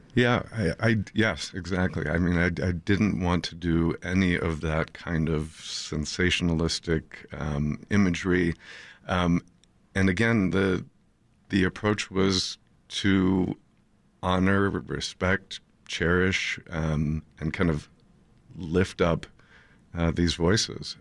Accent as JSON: {"language": "English", "town": "Highland Park", "region": "Illinois", "country": "United States", "tie": "born or raised there", "said": "I grew up in Highland Park, um, and raised my kids there"}